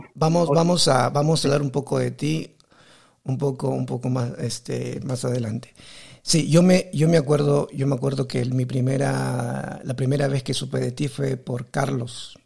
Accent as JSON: {"language": "Spanish", "country": "Peru", "also_born_or_lived": "South Korea", "moved": "yes", "lives_now": "Taiwan", "said": "yo soy de Perú, vivo en Taiwán"}